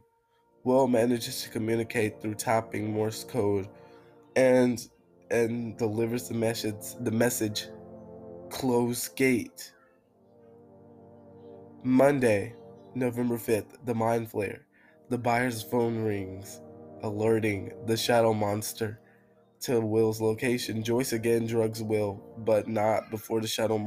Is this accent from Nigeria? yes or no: no; United Kingdom; I'm British